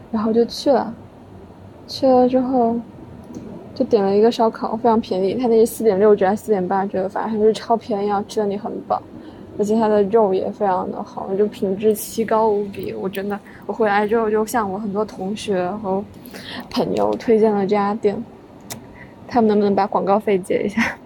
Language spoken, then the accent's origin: Chinese; Guangdong, China; now in Guangzhou, China; 作为一个潮汕人，我也不爱喝茶